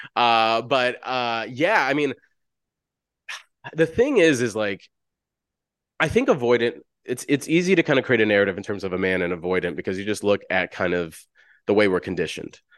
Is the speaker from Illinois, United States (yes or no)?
yes; Chicago, Illinois, United States; I'm from South Side Chicago, oldest of ten siblings. I grew up in the hood.